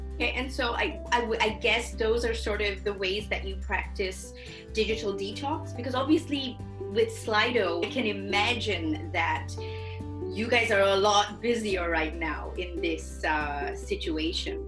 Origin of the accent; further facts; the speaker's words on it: Singapore; now in Germany; I am originally from Singapore